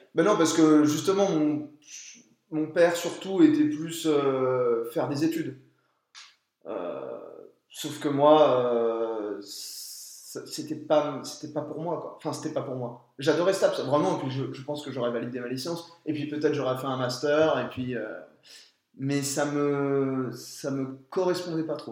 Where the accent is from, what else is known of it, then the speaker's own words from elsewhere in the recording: France; nous, en tant que Français